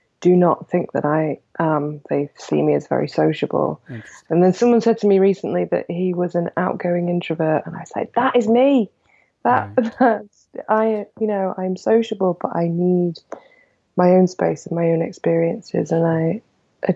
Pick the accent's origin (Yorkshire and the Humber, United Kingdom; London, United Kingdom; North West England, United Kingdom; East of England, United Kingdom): North West England, United Kingdom; Manchester; moved away as an adult; now in Portland, United States; I'm from Manchester